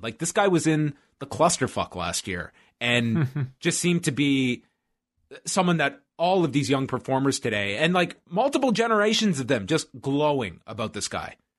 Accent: Canada; I'm semi-detached as a Canadian, but not completely

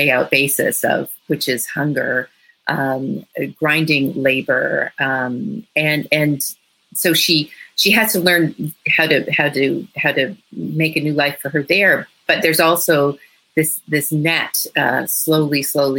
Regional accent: Toronto, Ontario, Canada; I'm from Toronto

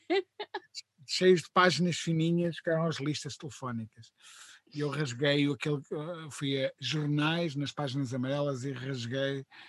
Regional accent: Coimbra, Centro, Portugal; moved away as an adult; now in Lisbon, Portugal; vinha de Coimbra de uma família uh, muito economicamente muito humilde

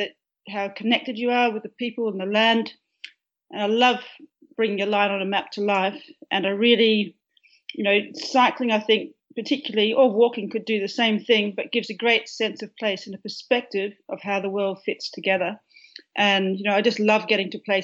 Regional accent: a farm near Perth, Western Australia, Australia; now in Melbourne, Australia; I grew up on a farm which is about 85 miles east of Perth

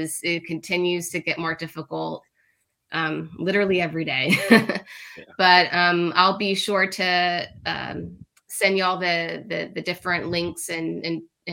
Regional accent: Miami, Florida, United States; I'm from Miami, Florida. That's where I'm originally from

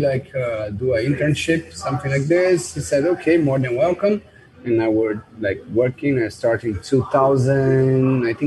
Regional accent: Rio de Janeiro, Brazil; English is a second language; moved away as an adult; also born or lived in São Paulo, Brazil; now in New York, United States; I was born and raised in Rio.

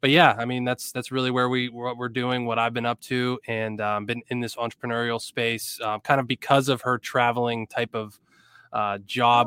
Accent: Erie, Pennsylvania, United States; also born or lived in Blacksburg, Virginia; I'm from Erie, P

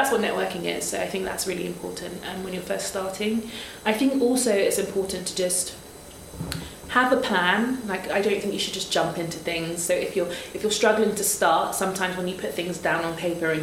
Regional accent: Nigeria; I'm a Nigerian, Yoruba, and in Yoruba, Oja means market.

